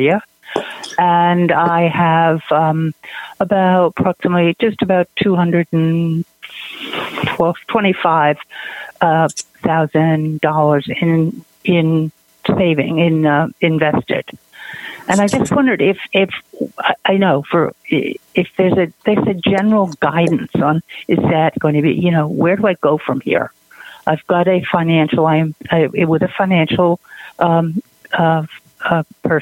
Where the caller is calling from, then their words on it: Maine, United States; I'm calling from Maine.